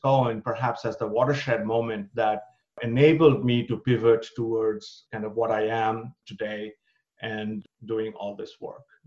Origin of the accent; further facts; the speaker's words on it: India; moved away as an adult; also born or lived in Berlin, Germany; now in United States; I was born and brought up in India.